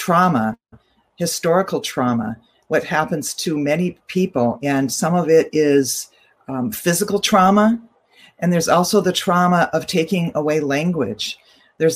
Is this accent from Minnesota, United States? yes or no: yes; Minnesota, United States; I grew up in Minnesota. I grew up on Dakota land, and my family farmed it